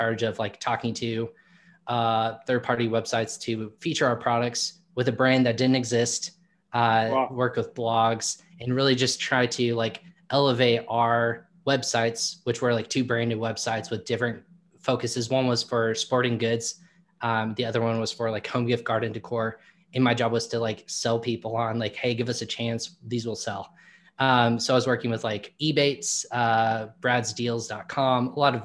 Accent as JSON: {"language": "English", "region": "Indiana", "country": "United States", "said": "I'm from Indiana"}